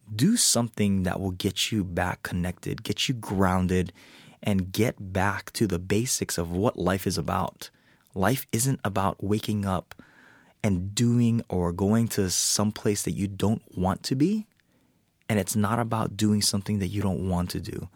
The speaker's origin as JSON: {"language": "English", "region": "Hawaii", "country": "United States", "tie": "born or raised there", "said": "I was born and raised in Hawaii"}